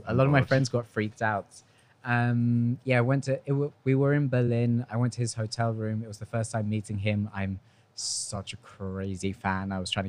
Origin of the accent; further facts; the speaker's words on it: United Kingdom; also born or lived in Argentina; now in Spain; we're British.